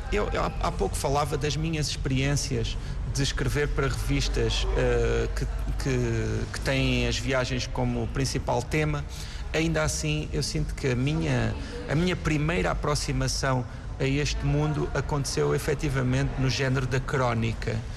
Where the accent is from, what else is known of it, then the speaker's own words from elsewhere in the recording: Galveias, Alentejo, Portugal; da aldeia onde eu nasci, que se chama Galveias